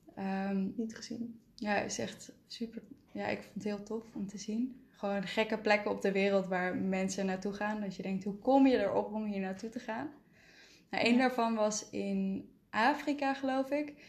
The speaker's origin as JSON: {"language": "Dutch", "region": "North Brabant", "country": "Netherlands", "said": "ik ben een Brabander"}